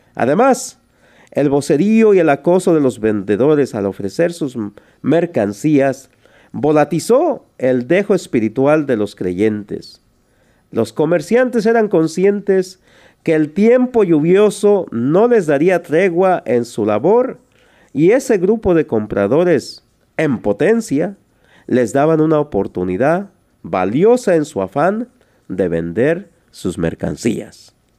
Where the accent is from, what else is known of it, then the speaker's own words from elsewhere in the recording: Tlaltizapán, Morelos, Mexico; yo nací en un pueblo que se llama Tlaltizapán, en el estado de Morelos, esto es en México. De allí soy originario.